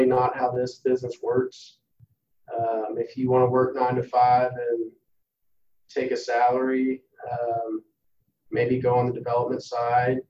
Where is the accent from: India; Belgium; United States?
United States; Dallas, Texas; born and raised in Dallas, Texas.